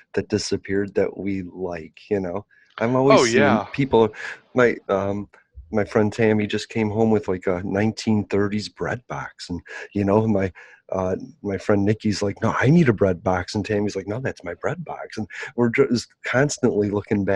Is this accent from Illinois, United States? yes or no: yes; Chicago, Illinois, United States; I'm from Chicago.